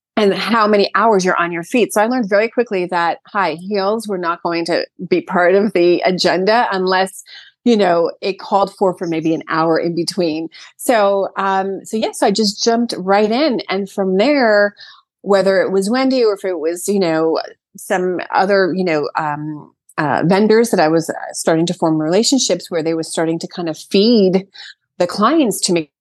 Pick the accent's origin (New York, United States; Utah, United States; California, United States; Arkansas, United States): New York, United States; Brooklyn; moved away as an adult; now in Sag Harbor, United States; I, born and raised in Brooklyn